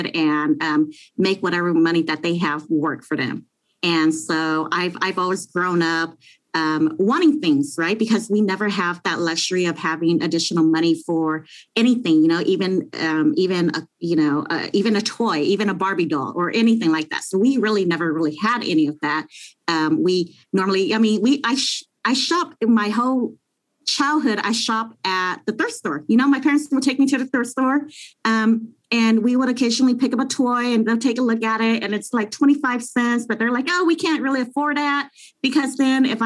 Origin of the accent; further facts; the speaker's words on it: Long Beach, California, United States; I grew up in the hood, you know. I grew up in Long Beach, and we weren't really fortunate